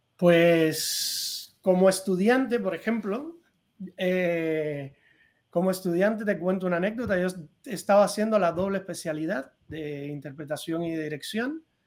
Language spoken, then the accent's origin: Spanish; Cuba; moved away as an adult; also born or lived in Madrid; now in Spain; yo me fui de Cuba.